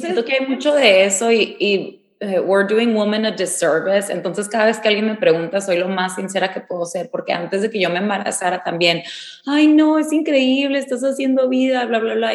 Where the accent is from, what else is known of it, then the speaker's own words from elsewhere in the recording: Mexicali, Baja California, Mexico; yo crecí en Mexicali